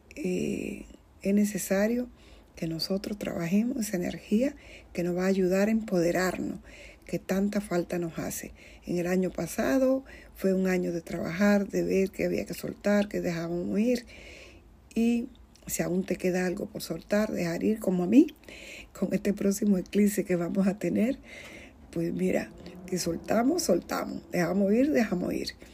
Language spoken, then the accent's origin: Spanish; Dominican Republic; en mi tierra, que soy de la República Dominicana